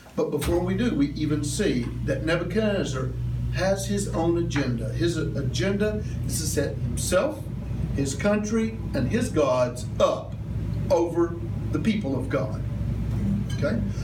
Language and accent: English; United States; I grew up in Little Town America